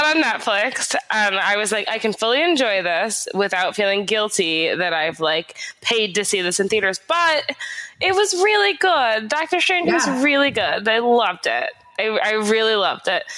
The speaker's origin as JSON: {"language": "English", "country": "United States", "said": "I'm very American"}